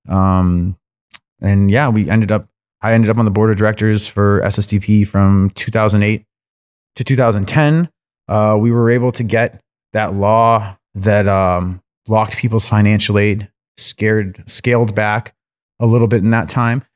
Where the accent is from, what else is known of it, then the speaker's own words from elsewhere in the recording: Lynn, Massachusetts, United States; I grew up on the North Shore of Boston in Lynn